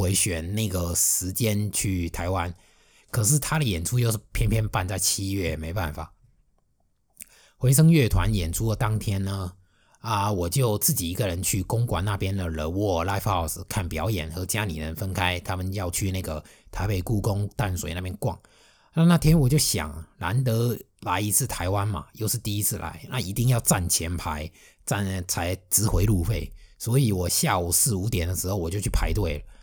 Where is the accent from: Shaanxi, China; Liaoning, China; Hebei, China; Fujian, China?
Fujian, China; also born or lived in Shanghai; 我是一个福建人，而且是福建南方沿海的